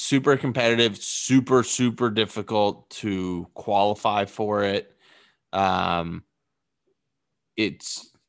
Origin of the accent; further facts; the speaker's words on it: a town on the Boston Marathon route, Massachusetts, United States; moved away; if we're in our hometown, it runs through my hometown.